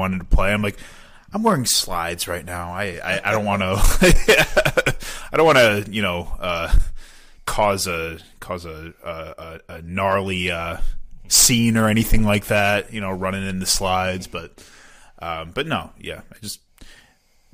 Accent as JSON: {"language": "English", "town": "Chicago", "region": "Illinois", "country": "United States", "tie": "born or raised there", "moved": "as an adult", "lives_now": "Milwaukee, United States", "said": "I'm from the Chicago area. I came up here for school 8 years ago."}